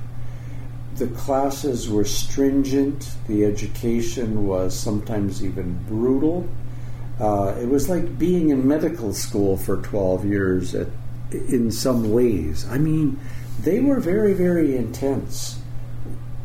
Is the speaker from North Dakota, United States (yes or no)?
yes; Dickinson, North Dakota, United States; I was born in Dickinson, North Dakota, and it was 2 years after the end of World War II